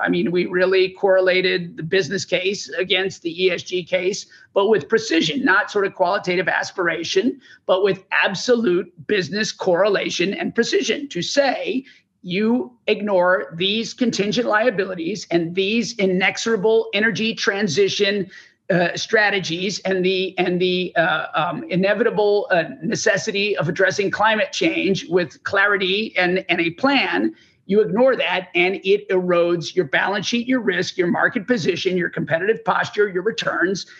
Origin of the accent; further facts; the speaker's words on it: Texas, United States; I'm from Texas, I'm sitting in Texas